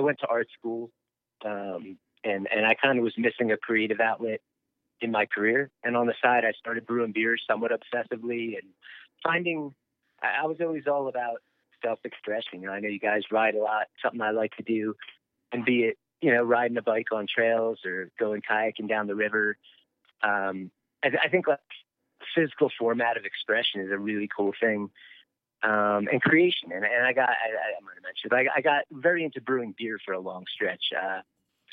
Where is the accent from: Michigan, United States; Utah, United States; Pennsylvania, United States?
Pennsylvania, United States; Philadelphia; moved away as an adult; also born or lived in Colorado; now in Buena Vista, United States; I grew up in Philadelphia. I lived out there. You know, into my early 20s